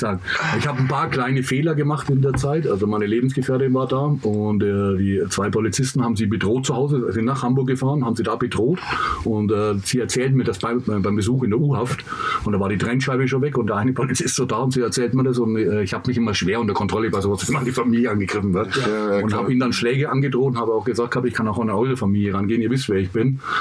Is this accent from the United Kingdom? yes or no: yes; England, United Kingdom; now in Germany; ich bin ja Engländer